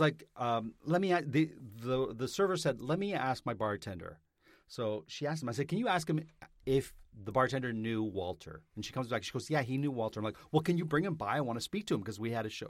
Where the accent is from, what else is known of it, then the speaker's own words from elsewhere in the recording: Vaughan, Ontario, Canada; moved away; I'm from Vaughn, Ontario. I lived in Vaughn